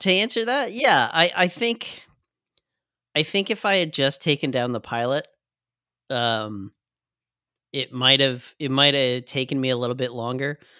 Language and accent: English; Canada; I'm Canadian as fuck